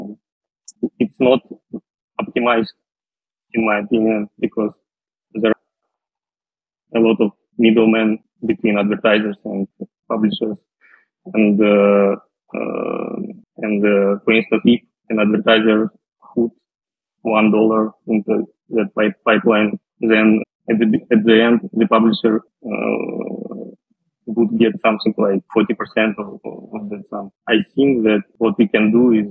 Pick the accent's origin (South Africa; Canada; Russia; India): Russia; Western Siberia; moved away as an adult; also born or lived in Moscow, Russia / France; Originally, I'm from Russia. I was born in a small city in Western Siberia